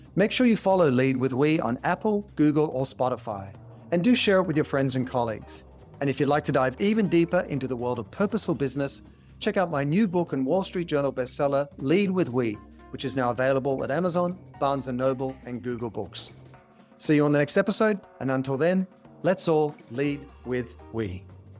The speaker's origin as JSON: {"language": "English", "country": "Australia", "tie": "born or raised there", "said": "growing up in Australia"}